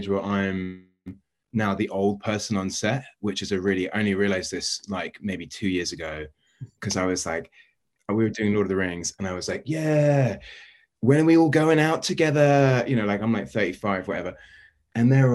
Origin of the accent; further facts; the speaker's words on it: London, United Kingdom; moved away; I grew up in like central West London. Essentially, I grew up in Notting